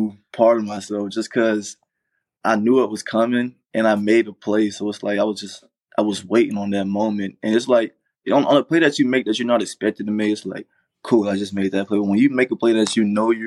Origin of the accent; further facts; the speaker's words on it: Rocky Mount, North Carolina, United States; I'm from Rocky Mountain, North Carolina, actually, which is about 20 minutes away from Greenville